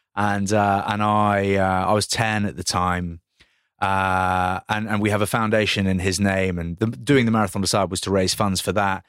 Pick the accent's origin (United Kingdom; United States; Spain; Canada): United Kingdom; Grantham, East Midlands; I was born in Grantham